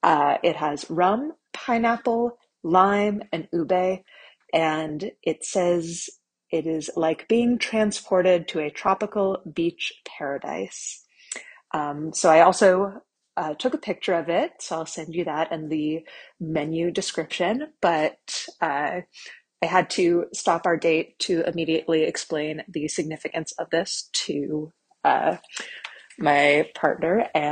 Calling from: New York, United States; I'm calling from New York.

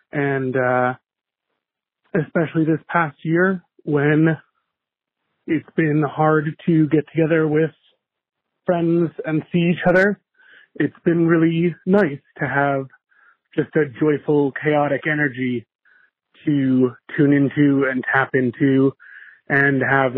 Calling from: Buffalo, New York, United States; from Buffalo

